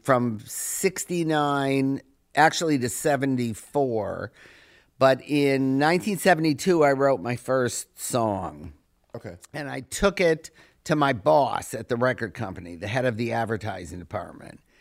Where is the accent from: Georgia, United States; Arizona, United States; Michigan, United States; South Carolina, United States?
Michigan, United States; Detroit; growing up in Detroit, I grew up right when Motown was like formed and coming up.